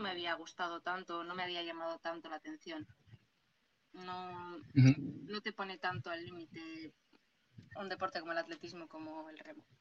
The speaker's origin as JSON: {"language": "Spanish", "country": "Spain", "said": "Yo no soy de Castro, yo soy de Porto"}